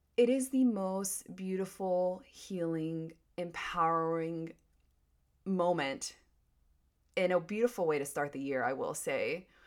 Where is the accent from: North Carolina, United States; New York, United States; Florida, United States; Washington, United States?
North Carolina, United States; Wilmington; moved away as an adult; also born or lived in California; Wilmington, North Carolina is my hometown